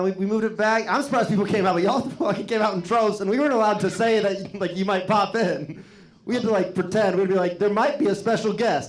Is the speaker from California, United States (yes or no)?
no; Iowa, United States; I am from Iowa, if you didn't hear my set. I can't help it, man. I was born with it.